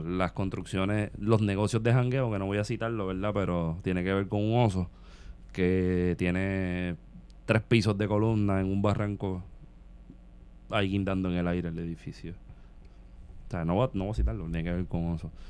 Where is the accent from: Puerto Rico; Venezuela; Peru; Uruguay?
Puerto Rico; somos puertorriqueños también